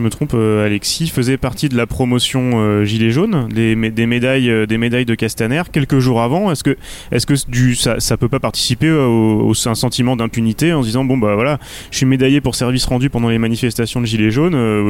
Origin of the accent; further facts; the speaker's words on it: Rennes, Brittany, France; chez nous à Rennes